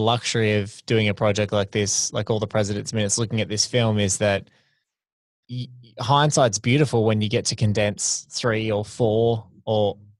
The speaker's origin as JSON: {"language": "English", "town": "Sydney", "region": "New South Wales", "country": "Australia", "said": "I'm from Sydney too."}